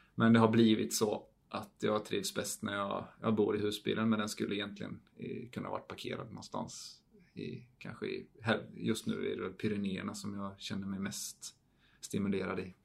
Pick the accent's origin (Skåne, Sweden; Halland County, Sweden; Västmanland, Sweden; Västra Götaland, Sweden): Halland County, Sweden; Falkenberg; moved away as an adult; also born or lived in Idre / Switzerland; det är där jag kommer ifrån och det är det enda stället jag har någon form av släkt eller rötter